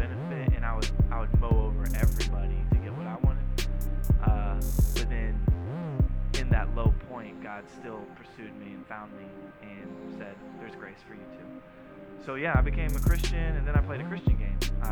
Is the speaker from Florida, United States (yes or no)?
yes; Jacksonville, Florida, United States; I grew up in Jacksonville, and if you can imagine going to a private school